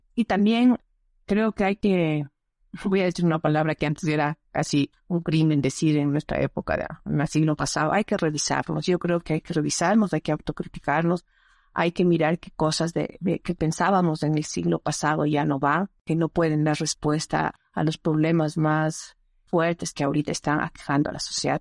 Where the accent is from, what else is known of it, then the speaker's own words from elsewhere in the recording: Ecuador; soy ecuatoriana, nací en este territorio que ahora se llama el Ecuador